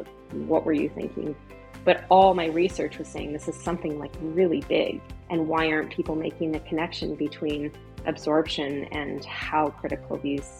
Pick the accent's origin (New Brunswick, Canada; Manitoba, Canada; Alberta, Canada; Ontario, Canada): Alberta, Canada; Canmore; also born or lived in Calgary, Alberta; now in Invermere, Canada; I grew up in Canmore. Yep. Okay. And then I lived in Calgary for quite a while, like 20 years after university.